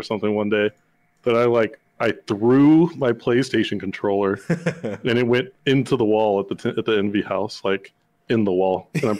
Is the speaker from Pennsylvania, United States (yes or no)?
no; Texas, United States; Born and raised in Texas.